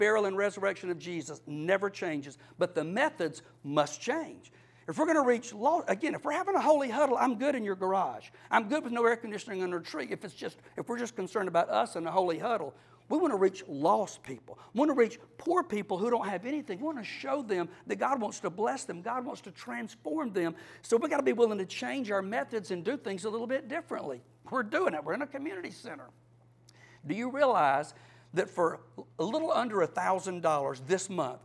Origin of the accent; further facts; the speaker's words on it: Cordele, Georgia, United States; I'm from Cordell in South Georgia. I fished a little bit with my daddy